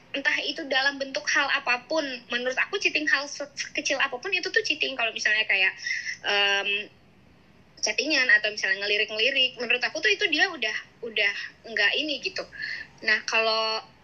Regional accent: Brebes, Central Java, Indonesia; kotaku di Brebes

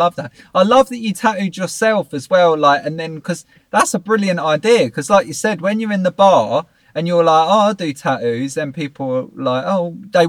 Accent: England, United Kingdom; I'm from England

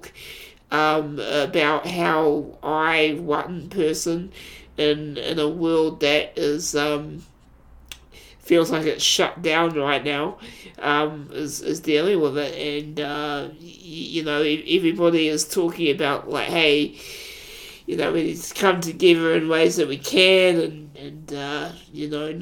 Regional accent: New Zealand; I am a New Zealander.

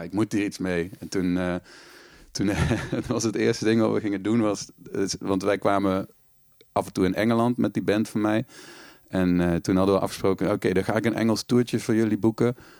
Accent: Panningen, Limburg, Netherlands; moved away as an adult; also born or lived in Maastricht; in Panningen woonde, het dorp waar ik ben opgegroeid in Noord-Limburg

